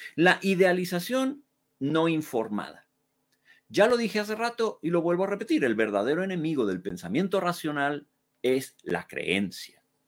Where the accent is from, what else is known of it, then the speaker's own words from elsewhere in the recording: Mexico; podemos amar México. Podemos amarlo con todo nuestro ser, como país, como concepto, como nuestra tierra